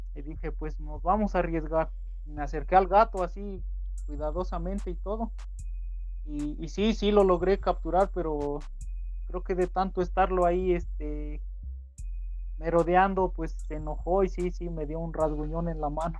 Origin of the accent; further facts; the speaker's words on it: Puebla, Mexico; aquí donde soy es un pueblo pequeñito